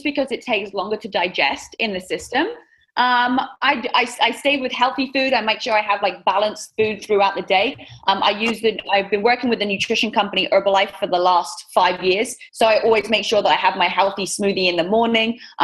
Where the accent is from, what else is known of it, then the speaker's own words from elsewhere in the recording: England, United Kingdom; accent: British; moved away as an adult; now in Southern California, United States; growing up in England